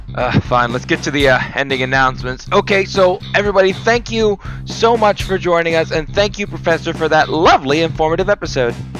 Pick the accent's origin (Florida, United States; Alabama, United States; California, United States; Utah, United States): Florida, United States; I'm from Florida.